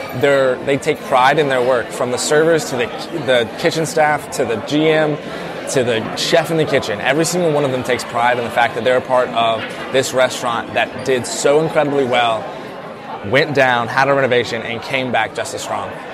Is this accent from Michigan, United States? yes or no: no; South Carolina, United States; I'm from the South. I'm a South Carolina, like, I grew up in South Carolina